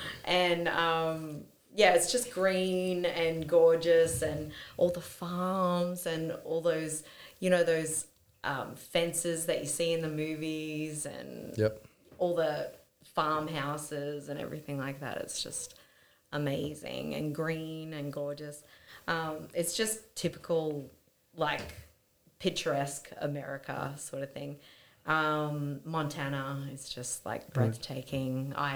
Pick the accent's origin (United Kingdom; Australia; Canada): Australia; Perth, Western Australia; born there; also born or lived in Victoria / Sydney / Newcastle / Canberra; I was born in Perth and I've lived there twice. I've lived in Victoria, I've lived in Sydney and Newcastle and Canberra.